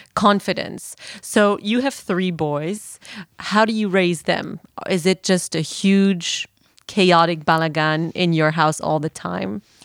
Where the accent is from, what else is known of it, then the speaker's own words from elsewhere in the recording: Belgium; now in Israel; I'm from Belgium.